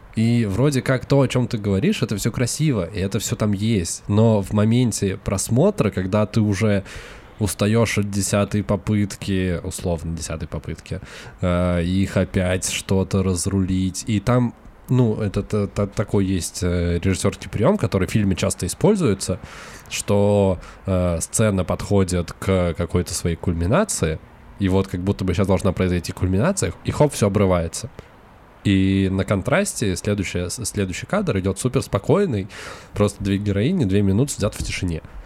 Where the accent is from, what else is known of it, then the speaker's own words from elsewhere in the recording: Russia; мы вернулись, вернулись в Россию